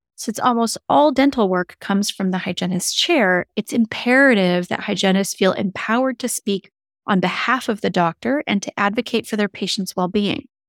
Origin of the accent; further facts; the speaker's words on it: Seattle, Washington, United States; It's where I grew up. I grew up in the Seattle area